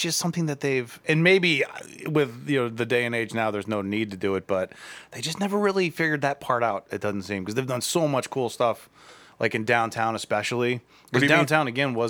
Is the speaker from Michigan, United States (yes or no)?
no; Akron, Ohio, United States; now in Cleveland, United States; I'm from Akron.